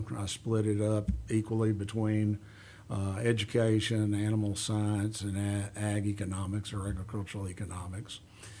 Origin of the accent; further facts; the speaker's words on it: Houston, Texas, United States; also born or lived in Beaumont, Texas / Columbus, Texas; Well, I actually was born in Houston, Texas.